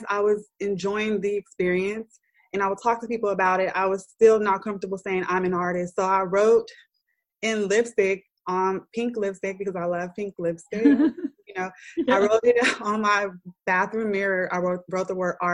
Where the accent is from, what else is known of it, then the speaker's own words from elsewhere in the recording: Oakland, California, United States; In the community where I was raised, I loved growing up in Oakland